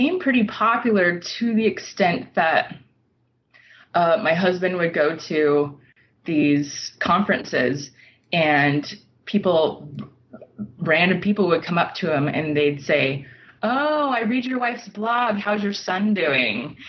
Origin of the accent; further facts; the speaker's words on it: Utah, United States; moved away as an adult; also born or lived in Europe; my own culture that I grew up with in Utah